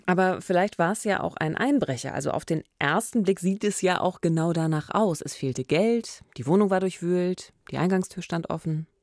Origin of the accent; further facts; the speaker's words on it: Eberswalde, Brandenburg, Germany; moved away; es ist meine Heimatstadt